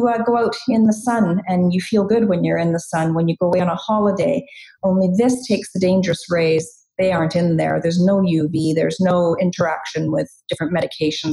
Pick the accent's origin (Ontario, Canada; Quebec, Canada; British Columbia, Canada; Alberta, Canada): British Columbia, Canada; Chilliwack; also born or lived in England; I immigrated from England when I was 6 years old, and I've been in Chilliwack ever since.